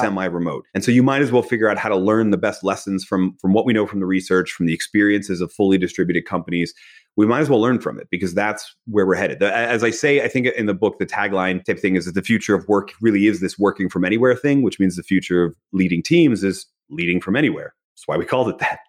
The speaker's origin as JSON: {"language": "English", "town": "Philadelphia", "region": "Pennsylvania", "country": "United States", "tie": "born or raised there", "said": "I was born in Philadelphia."}